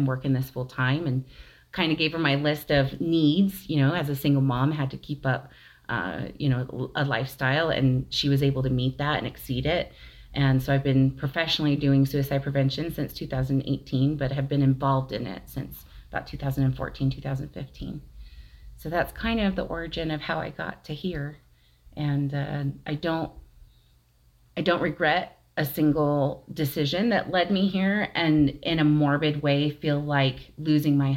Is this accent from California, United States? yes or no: no; Las Vegas, Nevada, United States; moved away as an adult; now in Price, United States; I was actually born and raised in Las Vegas